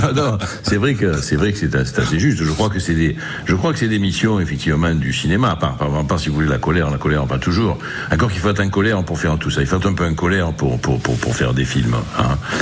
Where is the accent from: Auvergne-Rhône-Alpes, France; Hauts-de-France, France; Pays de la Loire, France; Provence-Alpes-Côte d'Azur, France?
Provence-Alpes-Côte d'Azur, France; Marseille; dans le milieu ouvrier dans lequel je suis né à Marseille